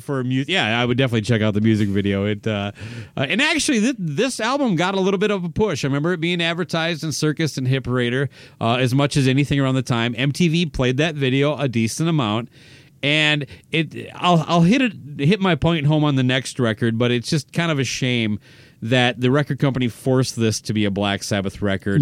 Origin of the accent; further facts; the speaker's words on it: Owatonna, Minnesota, United States; the drugstore in Owatonna, my hometown